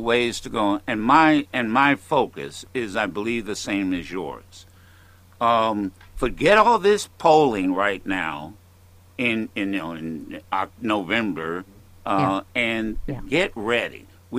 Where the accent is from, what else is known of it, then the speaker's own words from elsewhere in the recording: Midwest, United States; I don't have anything in common with George Will, except we're from the Midwest.